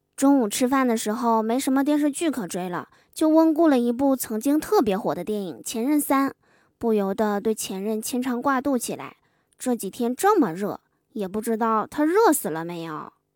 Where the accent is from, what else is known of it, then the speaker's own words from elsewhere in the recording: Liaoning, China; 我们辽宁这边儿